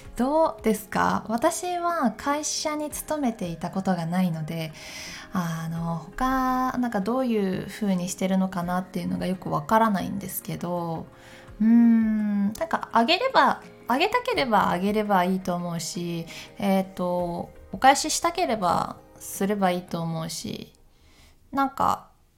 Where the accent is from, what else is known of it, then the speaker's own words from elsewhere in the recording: Japan; 私は日本に生まれてずっと日本に住んでいる